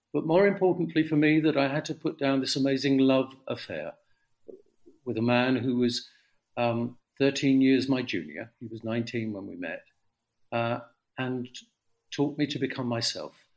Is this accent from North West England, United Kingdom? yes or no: no; London, United Kingdom; I grew up in the East End amazing East End of the 1950s.